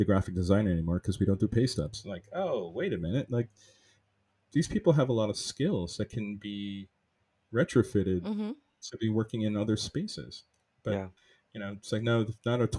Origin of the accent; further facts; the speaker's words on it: Jamaica; being Jamaican, my whole cultural identity, like my food, how I speak to my family